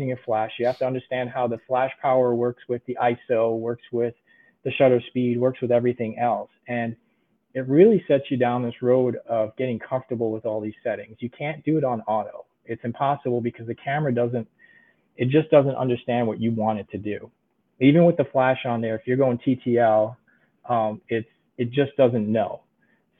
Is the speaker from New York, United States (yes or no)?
yes; New York, United States; also born or lived in Budapest, Hungary; Lived in New York most of my life